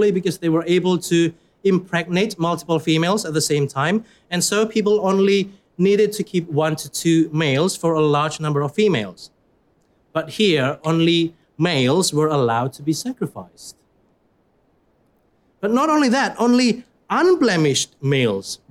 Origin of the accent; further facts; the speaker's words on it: Surabaya, East Java, Indonesia; moved away; I come from Indonesia